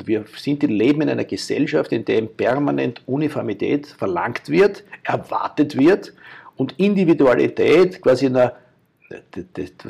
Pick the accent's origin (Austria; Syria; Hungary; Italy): Austria; Ich bin jemand mit österreichischem Background und mit Kultur, mit dem ich aufgewachsen bin